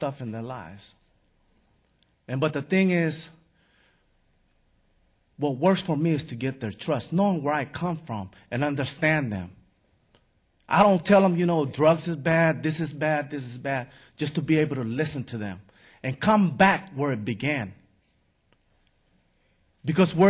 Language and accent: English; San Francisco, California, United States; I grew up in San Francisco